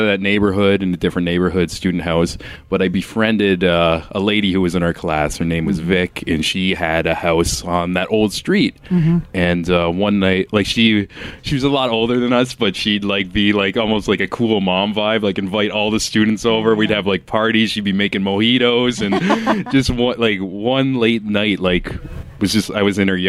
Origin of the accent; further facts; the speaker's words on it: Niagara Falls, Ontario, Canada; I'm from Niagara as well